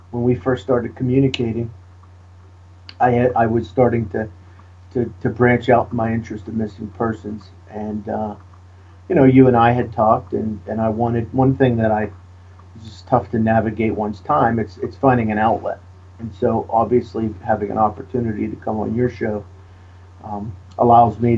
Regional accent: Pittsburgh, Pennsylvania, United States; you know, we're both from the Pittsburgh area. My uh, graduate degrees are from Duquesne University, and my bachelor's degree is from Grove City College.

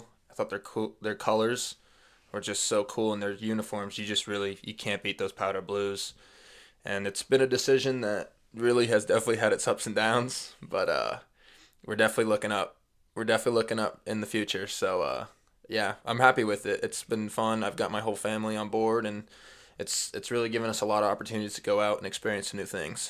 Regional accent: Nebraska, United States; we grew up in Nebraska. Football's huge here.

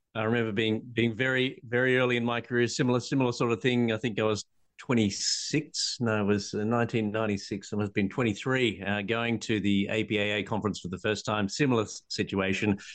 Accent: Australia; I'm an Australian patent attorney

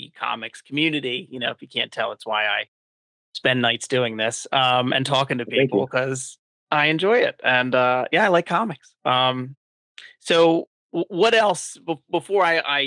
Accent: Delaware County, Pennsylvania, United States; moved away as an adult; now in North Wilmington, United States; That's where I grew up. I grew up in Delaware County. Delco

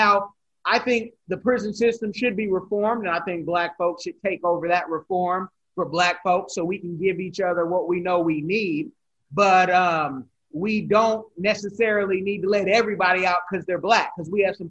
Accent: Oakland, California, United States; I'm from Oakland, all of Oakland.

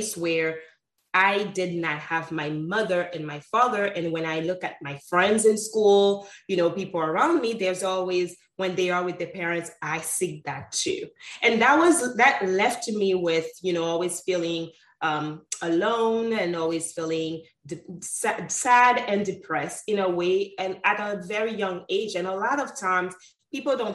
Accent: Haiti; moved away; also born or lived in Sint Maarten; at 6 months old, my mother and father took me to Haiti, where I was raised and brought up by my grandparents on my mother's side

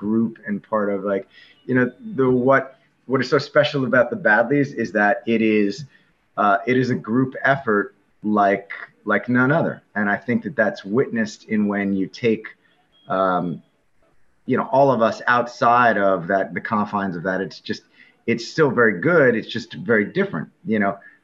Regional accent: Northern New Jersey, United States; moved away as an adult; also born or lived in Selinsgrove, Pennsylvania; I grew up in Northern New Jersey

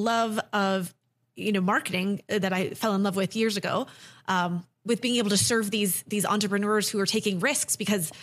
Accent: New England, United States; moved away as an adult; also born or lived in Chicago; I'm from New England originally.

